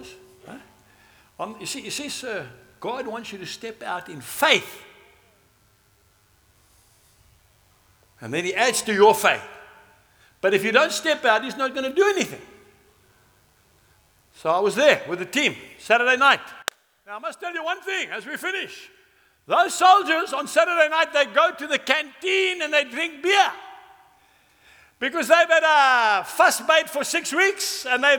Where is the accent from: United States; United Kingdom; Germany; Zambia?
Zambia; now in South Africa; I can't speak Afrikaans. I come from Zambia.